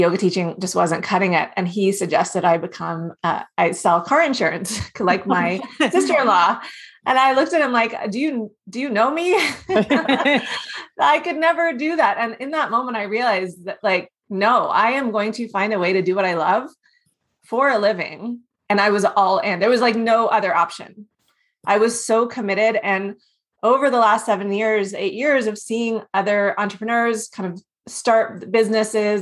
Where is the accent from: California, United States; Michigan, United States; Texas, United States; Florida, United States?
Texas, United States; Houston; also born or lived in South Africa; I grew up in Houston